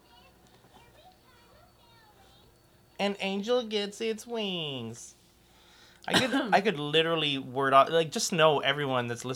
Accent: Brampton, Ontario, Canada; A lot of Jewish community in Brampton, my hometown

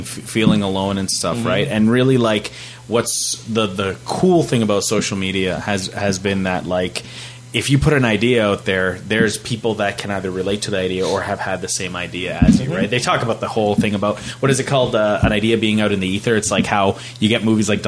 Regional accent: Fort McMurray, Alberta, Canada; growing up in Fort McMurray, like, there was a true feeling of isolation

